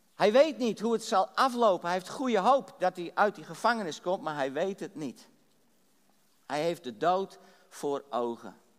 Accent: Drachten, Friesland, Netherlands; ik ben geboren getogen in Drachten in Friesland

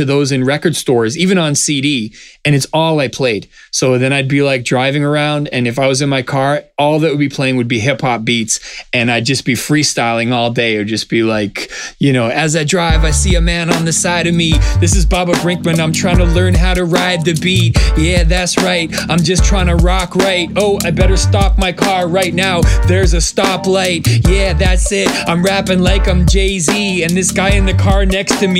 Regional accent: Vancouver, British Columbia, Canada; I grew up in a very supportive community. Like, I'm from Vancouver, Canada

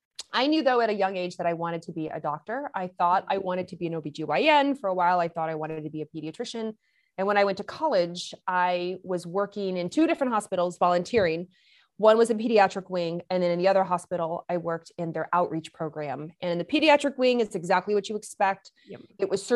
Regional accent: Lexington, Kentucky, United States; also born or lived in Michigan; I grew up in Lexington, Kentucky. I'm not from there. I'm from Michigan. So I am a northerner, right? And, but I grew, believe it or not, due to my dad's job, we moved to Lexington, Kentucky.

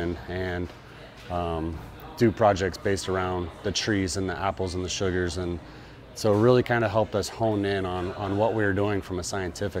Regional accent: Kansas, United States; moved away as an adult; also born or lived in Arizona; now in Mesa, United States; I grew up in Kansas. I lived there till I was out of high school and then shortly after that moved out here as a pole vaulter

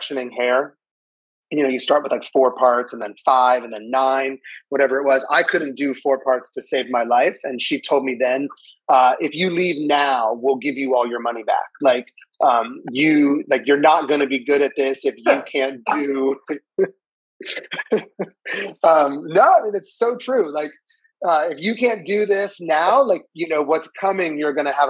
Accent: Northern Virginia, United States; also born or lived in Chicago; I'm from Northern Virginia.

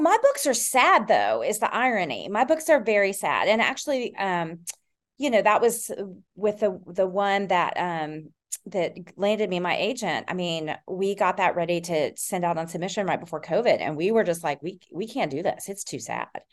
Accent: Tennessee, United States; also born or lived in Texas / Austin, Texas; now in Decatur, United States; I grew up in Tennessee and a li-, in Texas. I spent most of my summers in Texas and then moved to Texas

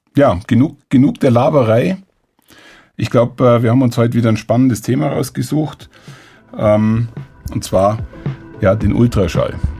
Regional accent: Allgäu, Bavaria, Germany; als Allgäuer

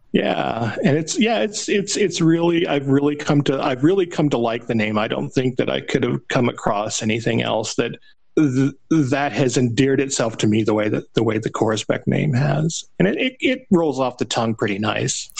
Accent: Phoenix, Arizona, United States; moved away as an adult; also born or lived in Nashville; when I moved from Phoenix, where I was born, to Nashville.

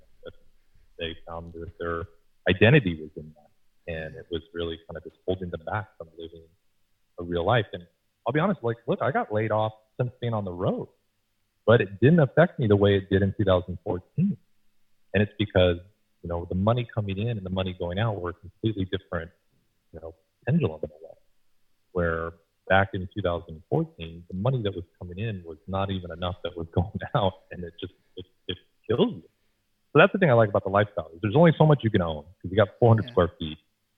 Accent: Seattle, Washington, United States; born there; also born or lived in Boston / New York / Los Angeles; I was born in Seattle. I learned to walk in Boston. I learned to talk in New York, and I learned to run in Los Angeles.

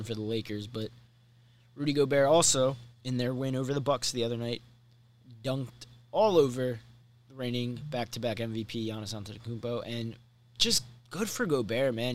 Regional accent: Maryland, United States; growing up in Maryland and supporting Maryland sports

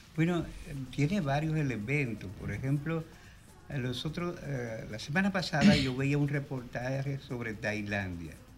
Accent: Cibao, Dominican Republic; los dos somos cibaeños

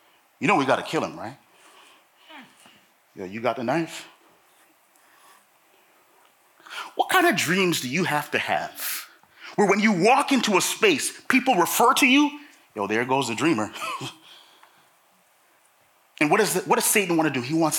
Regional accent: Toronto, Ontario, Canada; I grew up in Toronto.

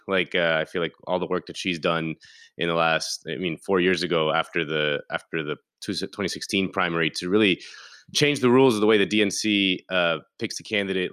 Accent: Key Biscayne, Florida, United States; I grew up on Key Biscayne

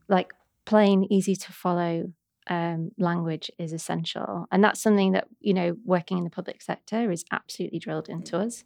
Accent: Warrington, North West England, United Kingdom; accent: Manc; now in London, United Kingdom; I grew up in a lovely town. Mm-hmm. I'm saying that sort of ironically called Warrington

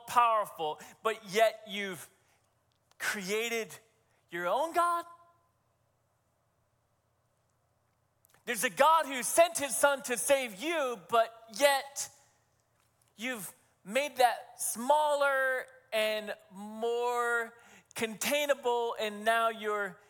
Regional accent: New Hampshire, United States; over my years of growing up in New Hampshire

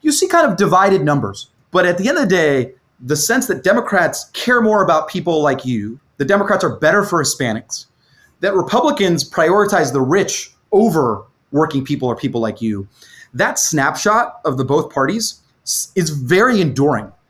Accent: Florida, United States; my home state of, uh, of Florida, and I'm, I'm talking to you from, um, Miami right now

